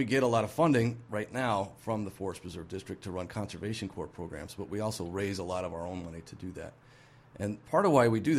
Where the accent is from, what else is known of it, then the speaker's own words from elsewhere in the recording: Bartlett, Illinois, United States; moved away as an adult; also born or lived in Indianapolis, Indiana; I'm from Bartlett, so in the Cook County part of Bartlett. I grew up there.